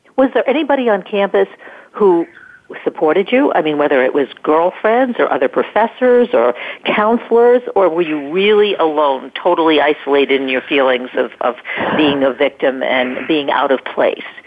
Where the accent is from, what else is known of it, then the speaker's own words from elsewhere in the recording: New York, United States; I'm from New York